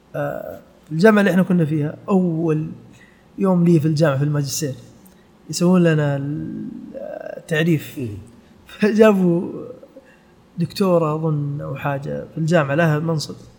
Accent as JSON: {"language": "Arabic", "country": "Saudi Arabia", "also_born_or_lived": "Canada / United Kingdom", "said": "احنا في السعوديه"}